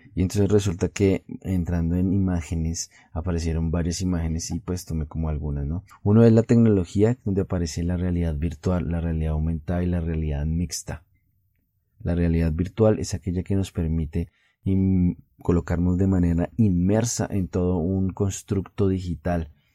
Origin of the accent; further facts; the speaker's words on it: Colombia; en mi país Colombia